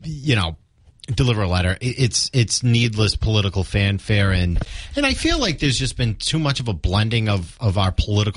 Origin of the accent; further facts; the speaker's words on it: Rockland, Massachusetts, United States; my hometown of Rockland